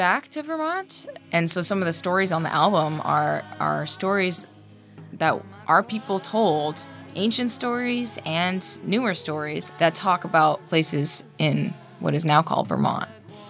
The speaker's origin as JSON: {"language": "English", "area": "Odanak First Nation", "region": "Quebec", "country": "Canada", "said": "I'm from Odinak First Nation."}